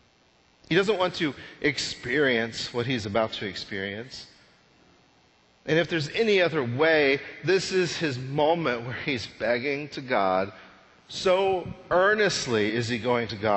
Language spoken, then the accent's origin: English; Texas panhandle, United States; I grew up in the Texas panhandle